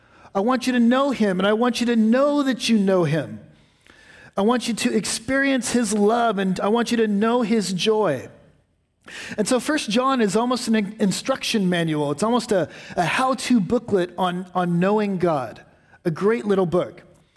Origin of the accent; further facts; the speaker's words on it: West Coast, United States; I grew up on the West Coast, where, frankly, there's not a lot of history.